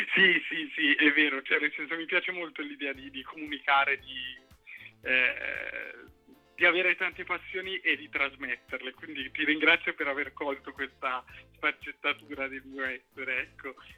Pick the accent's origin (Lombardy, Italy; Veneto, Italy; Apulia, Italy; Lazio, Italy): Lombardy, Italy; Cinisello Balsamo; also born or lived in Milan; io non faccio musica trap e sono di Cinisello